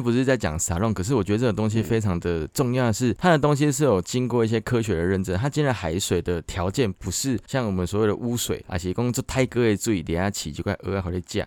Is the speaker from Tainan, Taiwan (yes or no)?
yes; Tainan, Taiwan; moved away as an adult; now in Taipei, Taiwan; 我本身是台南的食物，然后我搬来台北应该有六年的时间了吧